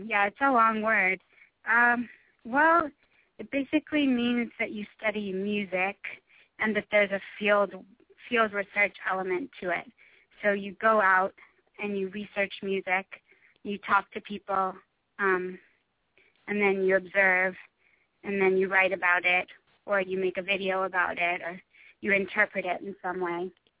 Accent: Connecticut, United States; also born or lived in Houston; I moved around a lot. I've lived in a lot of places, but I was actually born in Houston, and then I went to high school in Connecticut, not too far from.

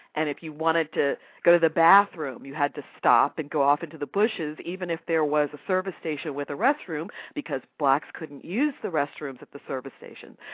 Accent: United States; I'm African American

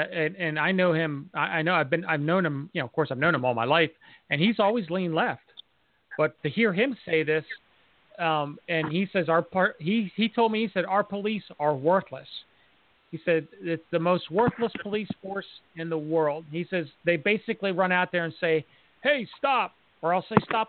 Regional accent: London, United Kingdom; So as a Londoner, and Nas said something about this, I know that most of the Londoners don't like to see a bunch of guns floating around or like a military / police presence.

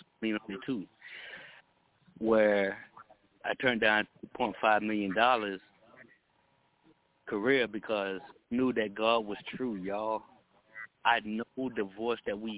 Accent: Texas, United States; I'm from Texas.

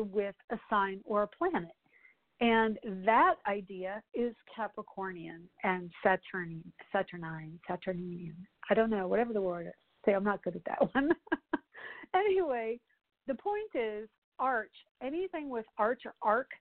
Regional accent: Colorado, United States; now in Orlando, United States; I'm from Colorado

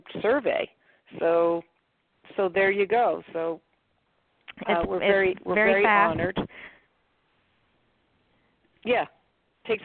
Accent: Boston, Massachusetts, United States; I'm from Boston

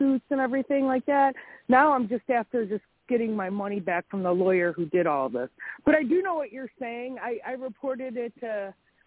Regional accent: Illinois, United States; now in Lake Geneva, United States; I'm from Illinois

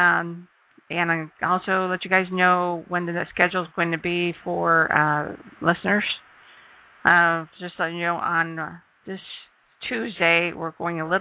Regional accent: Ohio, United States; now in Mesa, United States; I'm from Ohio, too, so that's always a say hi, fellow Ohioan

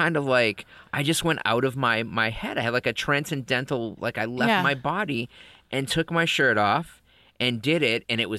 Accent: Massachusetts, United States; I'm from Massachusetts, so I just lose ours all over the place.

